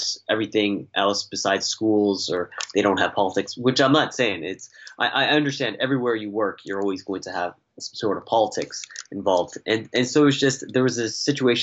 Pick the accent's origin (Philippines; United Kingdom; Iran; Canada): Canada; Toronto, Ontario; moved away as an adult; I was born and raised in Toronto